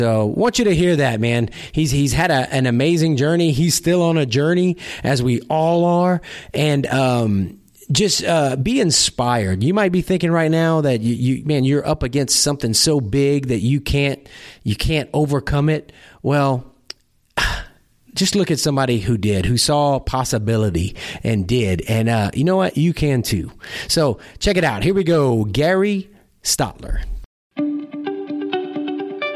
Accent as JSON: {"language": "English", "region": "Louisiana", "country": "United States", "moved": "yes", "said": "I'm from Louisiana originally"}